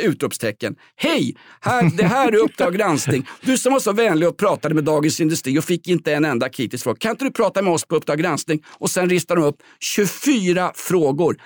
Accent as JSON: {"language": "Swedish", "town": "Stockholm", "region": "Stockholm County", "country": "Sweden", "said": "Vällingby där jag kommer ifrån"}